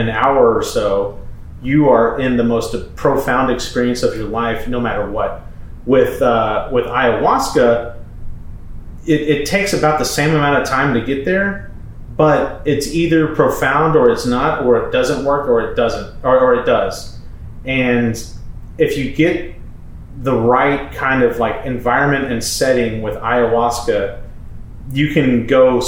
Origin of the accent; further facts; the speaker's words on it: Manville, United States; moved away; we went to my hometown, my family house, which is in the process of being sold at this point. There's no furniture, no nothing. And we went to Manville.